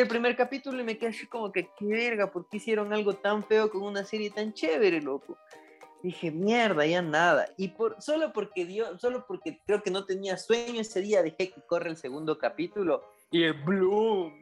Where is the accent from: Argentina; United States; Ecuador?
Ecuador; Latacunga, Cotopaxi; moved away; Es medio raro mi ciudad, mi ciudad natal